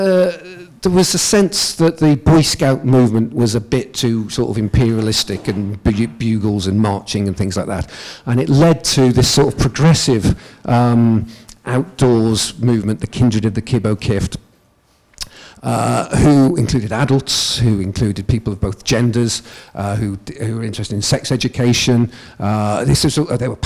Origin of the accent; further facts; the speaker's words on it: United Kingdom; I'm from England and Wales